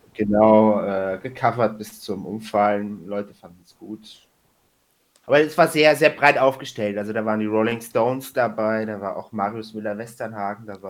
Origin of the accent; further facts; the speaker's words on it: Hesse, Germany; moved away as an adult; now in Hamburg, Germany; ich komme aus Hessen